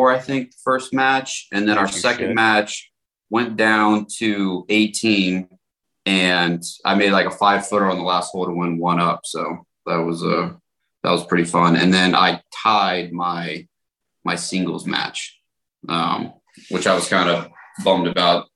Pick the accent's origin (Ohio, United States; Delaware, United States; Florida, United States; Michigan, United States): Florida, United States; Jacksonville; I grew up kind of a Florida fan, growing up in Jacksonville most of my childhood.